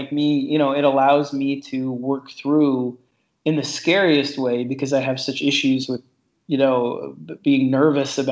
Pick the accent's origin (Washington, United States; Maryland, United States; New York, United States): New York, United States; New York City; I grew up in New York City, down on 26th Street and 3rd Avenue